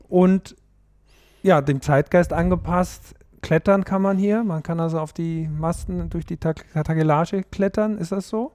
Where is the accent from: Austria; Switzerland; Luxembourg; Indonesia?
Austria; now in Hamburg, Germany; für mich als Österreicher